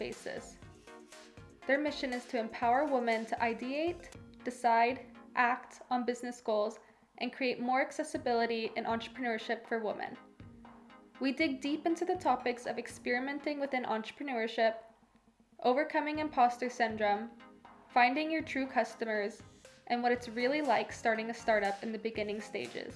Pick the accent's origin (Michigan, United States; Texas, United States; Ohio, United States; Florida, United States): Texas, United States; Dallas; now in Stockholm, Sweden; my hometown of Dallas, Texas.